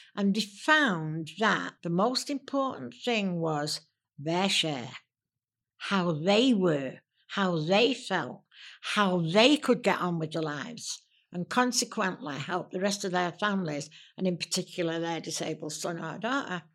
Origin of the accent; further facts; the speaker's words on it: Manchester, North West England, United Kingdom; I am a Mancunian. I was born in Manchester.